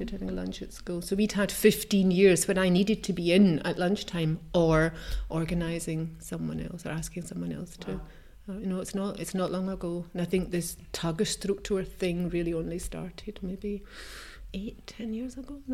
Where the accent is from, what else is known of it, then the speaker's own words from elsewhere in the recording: Scotland, United Kingdom; moved away as an adult; now in Switzerland; I mean, I would say that's my heritage. I am from Scotland.